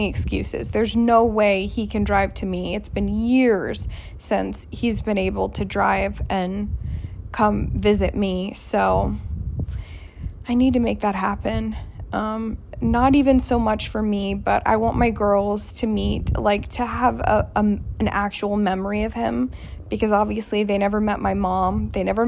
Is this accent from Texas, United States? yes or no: yes; Sugar Land, Texas, United States; I grew up in Texas in Sugar Land